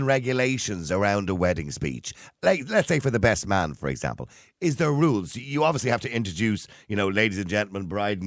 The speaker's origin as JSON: {"language": "English", "country": "Ireland", "said": "Us Irish"}